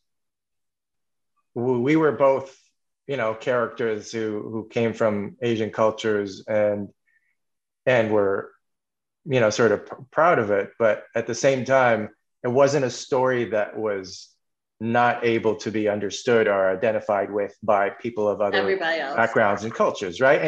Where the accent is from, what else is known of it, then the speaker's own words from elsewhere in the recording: Canada; also born or lived in Los Angeles / Bangkok; I'm also born and raised in Canada